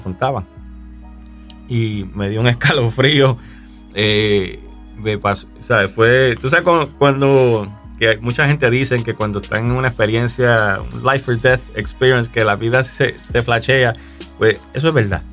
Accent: Canóvanas, Puerto Rico; un chamaco eh, nacido y criado en Puerto Rico. Soy de Canómanas, Puerto Rico

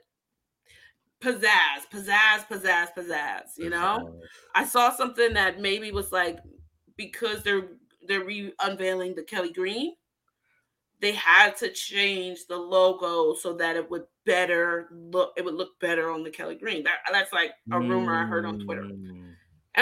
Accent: Ghana; moved away; my home country, go Ghana.

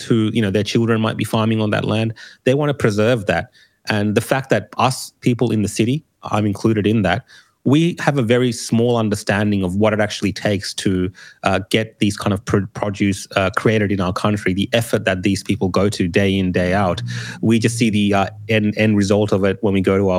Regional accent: Australia; also born or lived in Sri Lanka; As a Australian of Sri Lankan heritage

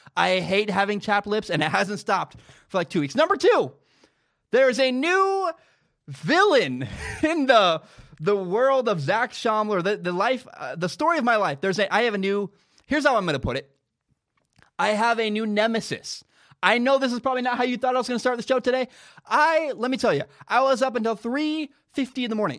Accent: Vancouver, Washington, United States; Vancouver, Washington, my hometown

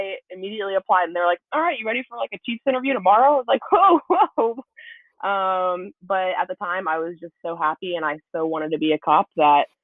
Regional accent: the South, United States; accent: Southern; I'm sure by my accent, you can tell I'm from the South

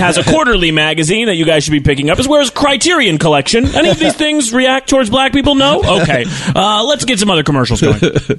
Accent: Calabasas, California, United States; I grew up in Calabasas, which is this suburb right really close to Malibu, and it was obviously a pretty white neighborhood.

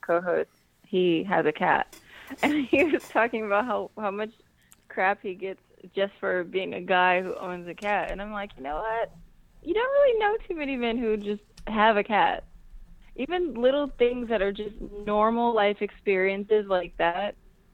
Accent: United States; I'm black, black American, deliberately don't identify as African American

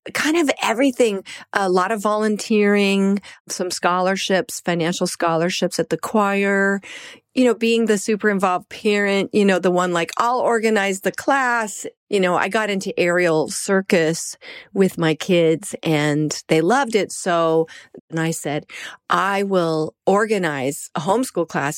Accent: Colorado, United States; moved away; also born or lived in New York; I'm from Colorado originally, then I lived in New York

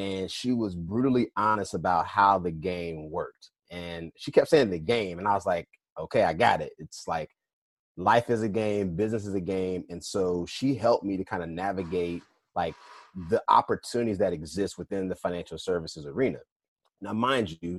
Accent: Durham, North Carolina, United States; moved away as an adult; also born or lived in Philadelphia; I'm from North Carolina, born and raised in Durham, an A&T graduate. And I left like right after I graduated.

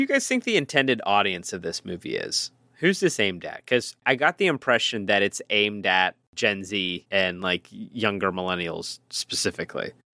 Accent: Pittsburgh, Pennsylvania, United States; accent: Pittsburgh; my ridiculous Pittsburgh accent

